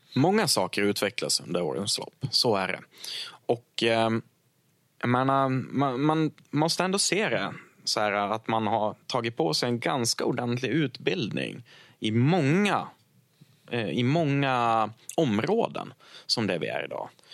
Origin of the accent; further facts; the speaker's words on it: Krondiket, Dalarna County, Sweden; jag är från Krondiket